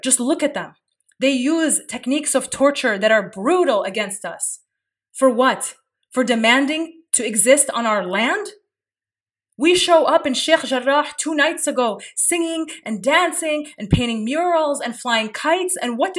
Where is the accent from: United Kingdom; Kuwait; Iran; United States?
Kuwait; moved away; I may have been born in exile. I was born in Kuwait. I may have been born in exile